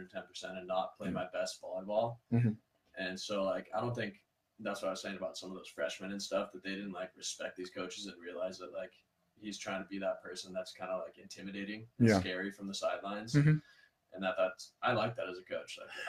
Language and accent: English; San Clemente, California, United States; San Clemente.